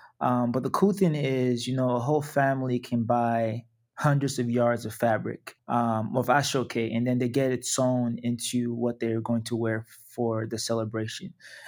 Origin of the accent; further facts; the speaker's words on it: Nigeria; Yeah, so in Nigeria, I'm from the Yoruba tribe.